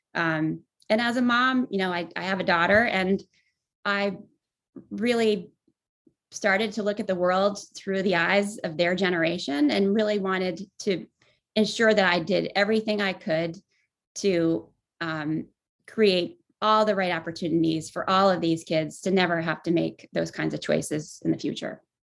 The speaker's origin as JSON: {"language": "English", "town": "Voorheesville", "region": "New York", "country": "United States", "tie": "born or raised there", "also_born_or_lived": "Boston / Los Angeles", "moved": "as an adult", "said": "I grew up in upstate New York in a town outside Albany called Voorheesville."}